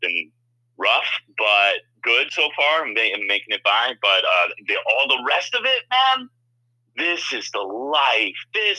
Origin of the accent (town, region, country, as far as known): Morris County, New Jersey, United States; born or raised there; also born or lived in New England